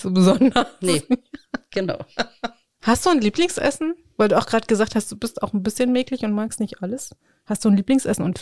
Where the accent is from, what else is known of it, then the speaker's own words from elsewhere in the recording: Brandenburg, Germany; Ich liebe das. Ich komme aus dem Spreewald.